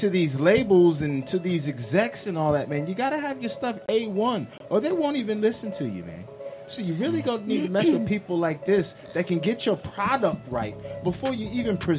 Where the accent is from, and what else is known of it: New York, United States; moved away